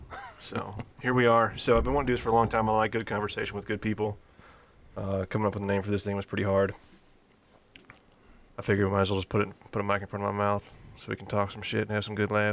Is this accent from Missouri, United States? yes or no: yes; St. Louis, Missouri, United States; now in Minot, United States; from St. Louis, Missouri. Currently up here in Minot, North Dakota.